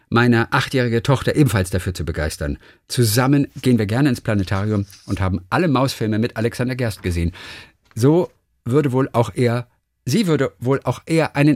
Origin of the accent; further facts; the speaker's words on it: Germany; in dem es einen großen Astronauten oder bei uns in der DDR hieß es ja Kosmonauten Raum für Kinder gab